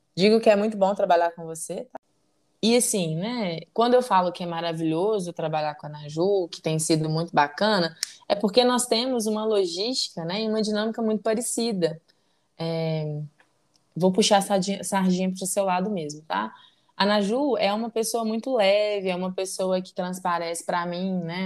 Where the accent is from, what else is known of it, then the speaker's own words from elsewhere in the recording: Belo Horizonte, Minas Gerais, Brazil; nascida e criada em Belo Horizonte